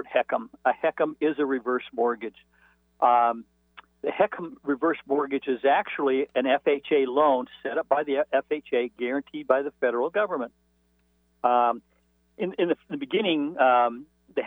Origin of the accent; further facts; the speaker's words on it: Arcadia, California, United States; growing up in Arcadia, California